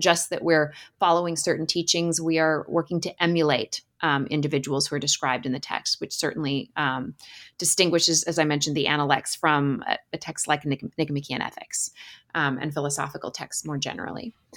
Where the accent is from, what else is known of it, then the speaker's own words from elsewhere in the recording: Alaska, United States; I grew up in Alaska and spent a lot of time playing in the woods in the summers